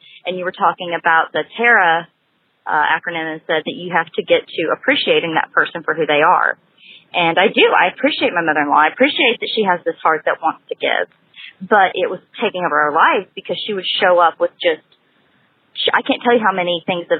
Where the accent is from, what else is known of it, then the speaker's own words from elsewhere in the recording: Huntsville, Alabama, United States; I'm from Huntsville, Alabama.